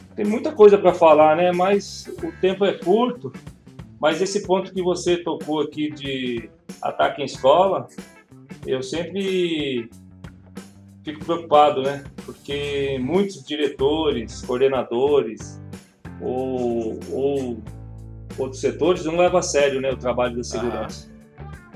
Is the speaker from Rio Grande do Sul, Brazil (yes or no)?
no; São Paulo, Brazil; Eu sou de São Paulo